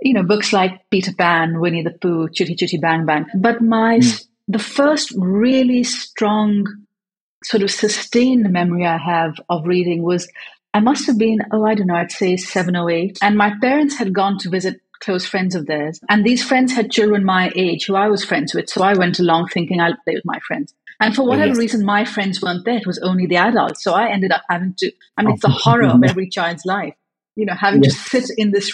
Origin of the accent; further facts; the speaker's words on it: Karachi, Sindh, Pakistan; first language English; I was growing up in Pakistan, but English was my first language.